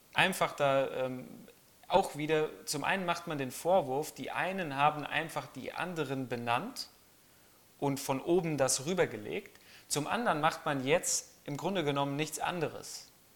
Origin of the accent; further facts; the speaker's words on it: Germany; bei uns in Deutschland